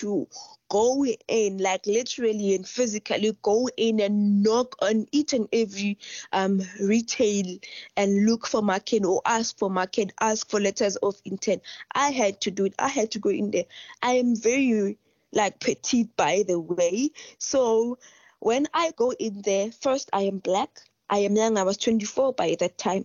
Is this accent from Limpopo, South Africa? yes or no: yes; Limpopo, South Africa; first language Sepedi; English is a second language; I'm from Limpopo, South Africa. My home language is Sepedi.